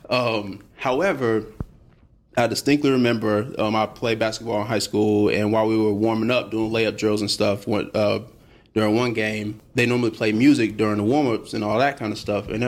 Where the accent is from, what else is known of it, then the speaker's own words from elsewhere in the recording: Huntsville, Alabama, United States; So I'm from Huntsville, Alabama.